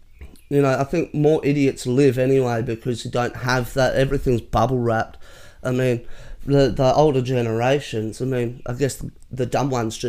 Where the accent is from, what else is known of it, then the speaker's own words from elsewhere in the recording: Perth, Western Australia, Australia; now in Penrith, Australia; I'm not a local, so to speak. I'm originally from Perth, but yep. I've been living here in Penrith now for a few years.